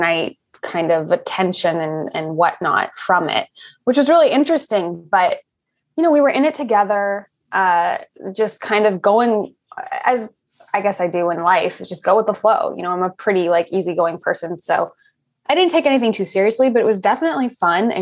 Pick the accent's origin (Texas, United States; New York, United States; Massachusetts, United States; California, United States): California, United States; Los Angeles; I grew up in Los Angeles